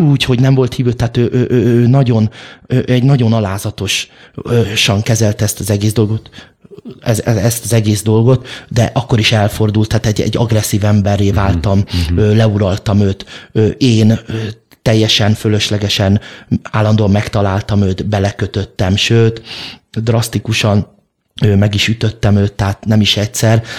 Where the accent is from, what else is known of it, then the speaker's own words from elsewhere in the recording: Budapest, Hungary; nagyszüleim is már ott születtek, ott éltek, és, ö, az édesapám is, ö, ott nevelkedett